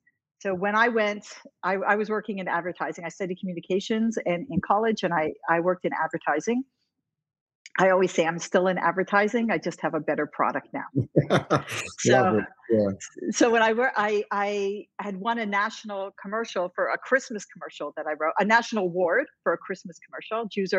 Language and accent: English; Toronto, Ontario, Canada; moved away as an adult; now in Jerusalem, Israel; I grew up in Toronto. I was one of four kids and went to public school. We were Jewish